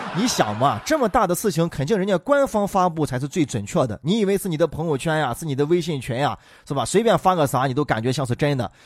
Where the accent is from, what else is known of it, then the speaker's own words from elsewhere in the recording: Xi'an, Shaanxi, China; 自从咱们西安成了抖音的网红城市之后啊